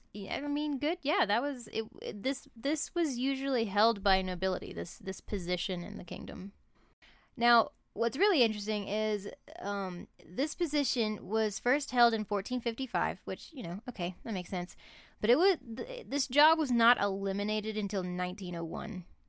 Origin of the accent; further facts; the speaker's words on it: United States; being American